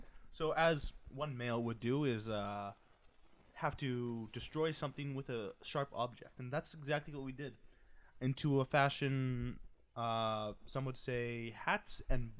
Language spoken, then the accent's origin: English; Winnipeg, Manitoba, Canada; we are from Winnipeg.